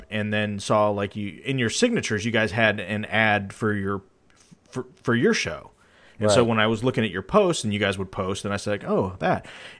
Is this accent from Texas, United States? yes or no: yes; Houston, Texas, United States; also born or lived in Luling; No, I was from Houston, but I was living. This is when I was living in Luling. So I was out west then.